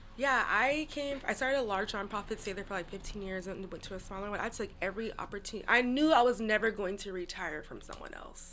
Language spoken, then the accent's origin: English; Seattle, Washington, United States; I grew up in this in Seattle in mm-hmm. Rainier Valley